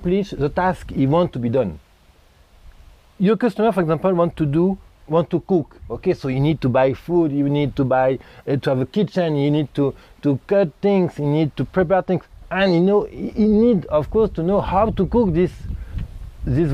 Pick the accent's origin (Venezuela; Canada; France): France; moved away; also born or lived in Thailand / India; I'm from France, okay? I'm living half of the time in Asia, Thailand, and India.